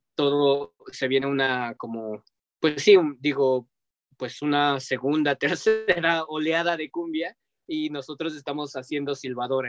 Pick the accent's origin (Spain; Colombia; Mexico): Mexico